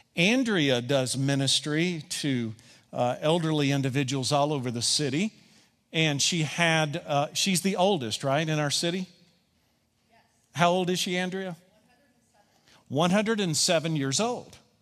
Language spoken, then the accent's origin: English; Kentucky, United States; I'm from Kentucky